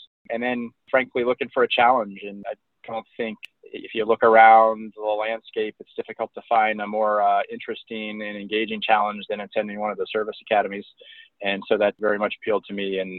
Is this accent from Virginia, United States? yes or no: yes; Springfield, Virginia, United States; also born or lived in Las Vegas / Germany; I was born in Las Vegas, Nevada, and we moved all over the country and the world, frankly, living in Germany for about 4 years. Ultimately, I went to high school in Northern Virginia for 2 of the 4 years, and that's where I graduated